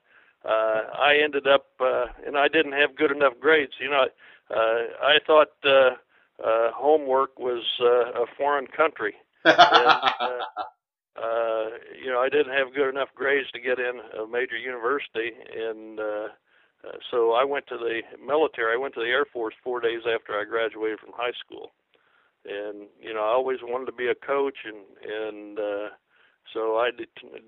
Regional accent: small town north of Zionsville, Indiana, United States; moved away as an adult; now in Orlando, United States; I was born and raised just north of Zionsville, about 8 miles north in a small town

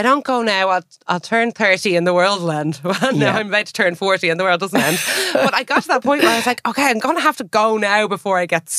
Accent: Ireland; accent: Irish; also born or lived in London, United Kingdom; now in Hong Kong; as an Irish person going in, I just had an Irish accent.

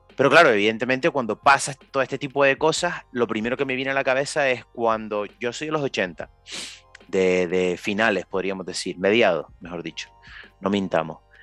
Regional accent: Canary Islands, Spain; nosotros somos de Canarias

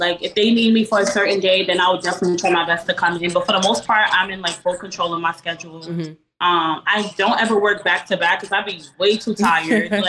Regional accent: Florida, United States; I'm from Florida.

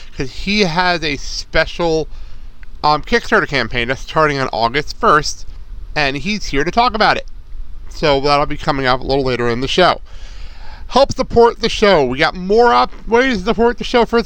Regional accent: Lincoln Park, United States; I had to play something … because I grew up in Lincoln Park.

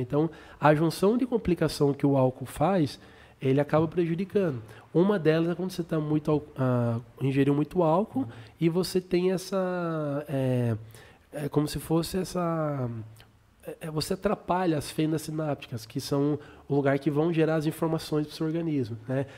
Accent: Sorocaba, São Paulo, Brazil

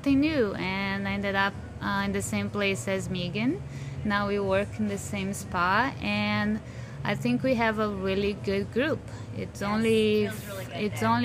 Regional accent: Brazil; English is a second language; moved away as an adult; now in Windsor, Canada; I'm from Brazil. I've been here for 20 years.

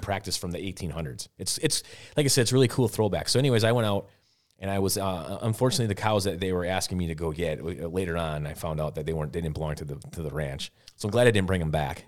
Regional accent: Wisconsin, United States; here I am from Wisconsin

